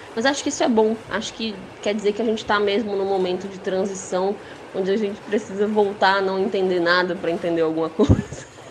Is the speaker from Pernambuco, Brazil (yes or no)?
no; Ceará, Brazil; fazer comédia sendo cearense é muito fácil